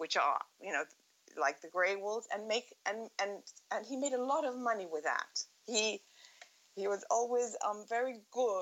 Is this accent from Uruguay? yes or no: yes; Montevideo, Uruguay; also born or lived in Sussex, United Kingdom; I grew up in Montevideo, and I went to the British school